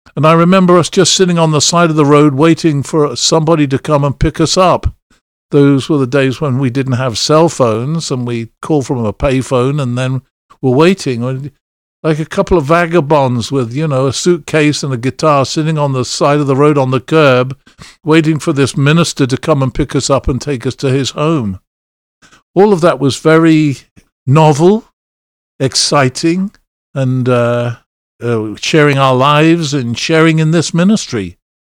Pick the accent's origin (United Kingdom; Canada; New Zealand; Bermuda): United Kingdom; England; accent: English; moved away as an adult; also born or lived in Philadelphia; having been born and raised in England